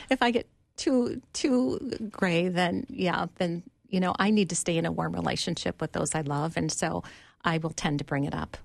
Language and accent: English; Duluth, Minnesota, United States; now in Bloomington, United States; I grew up in Duluth, and when I was entering high school, my family moved down to Minneapolis